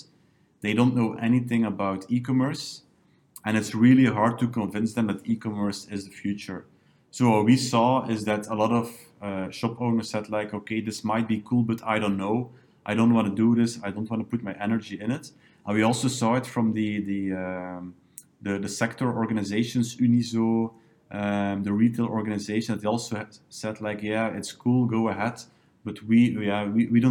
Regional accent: Nazareth, Flanders, Belgium; also born or lived in Ghent; Lokaal Online started in my hometown, Nazareth, on the first day of the lockdown

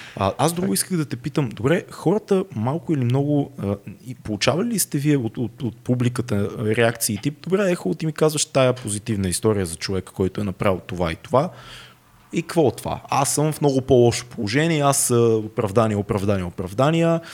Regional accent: Bulgaria

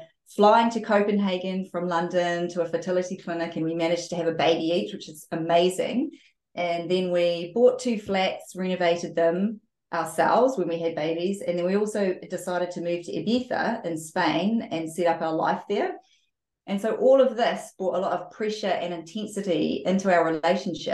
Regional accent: New Zealand; I grew up in New Zealand

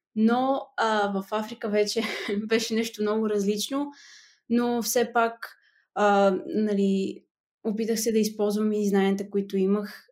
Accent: Petrich, Blagoevgrad Province, Bulgaria; moved away as an adult; now in Netherlands; от Петрич на 22 години

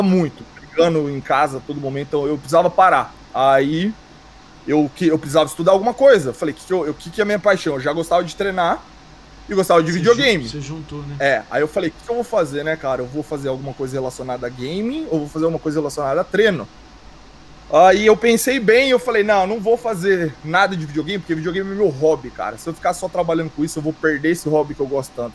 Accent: Bauru, São Paulo, Brazil; now in London, United Kingdom; Rosa Branca é onde eu cresci em Bauru

